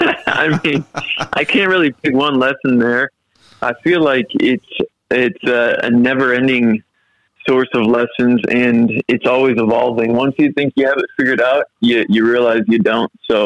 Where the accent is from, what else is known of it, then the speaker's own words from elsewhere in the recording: Midwest, United States; now in Australia; When I'm in Australia, I'm an Aussie. And when I'm in the U.S., I'm an American. So it's funny how that works because, obviously, my roots are in the U.S., but I've lived here in Australia for prob